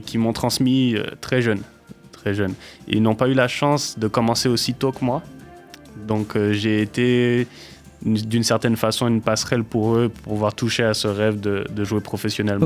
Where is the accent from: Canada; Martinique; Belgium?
Martinique; also born or lived in Utah, United States; now in Poitiers, France; je suis né et j'ai grandi en Martinique